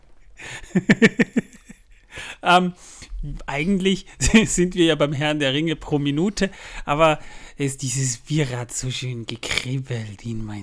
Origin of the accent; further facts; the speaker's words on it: Austria; Ich bin ja Österreicher. Wir haben ja, im Grunde genommen haben wir auch eine Bierkultur